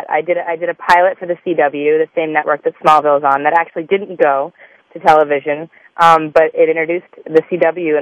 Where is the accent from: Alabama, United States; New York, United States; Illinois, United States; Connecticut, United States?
Illinois, United States; Chicago; also born or lived in Montana; I grew up in Chicago, and my parents are both lawyers